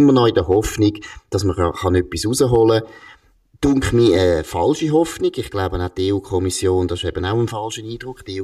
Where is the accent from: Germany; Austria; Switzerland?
Switzerland; Ich würde jetzt eben als Schweizer würde ich sagen